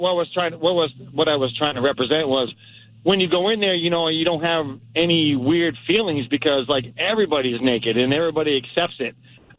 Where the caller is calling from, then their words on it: North Port, Florida, United States; I'm calling from Northport, Florida.